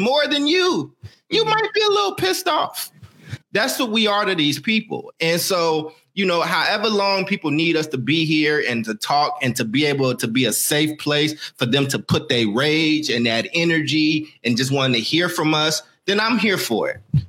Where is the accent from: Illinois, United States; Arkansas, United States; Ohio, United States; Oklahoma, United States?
Illinois, United States; Maywood; born there; I was born in Maywood, Illinois. Okay. It's a suburb of Chicago